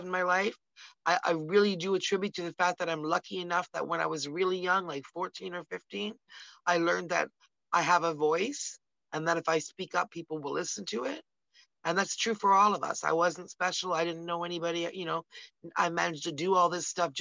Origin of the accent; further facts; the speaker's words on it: Canada; We're from Canada, we're here in Canada